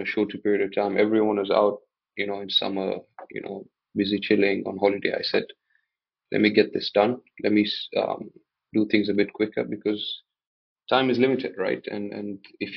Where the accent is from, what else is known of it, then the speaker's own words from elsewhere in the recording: Mombasa, Mombasa County, Kenya; also born or lived in United Kingdom; born and raised in Mombasa